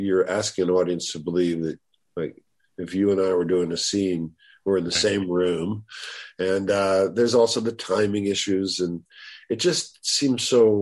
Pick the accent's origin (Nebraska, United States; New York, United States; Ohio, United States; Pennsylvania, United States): New York, United States; New York City; I grew up in New York City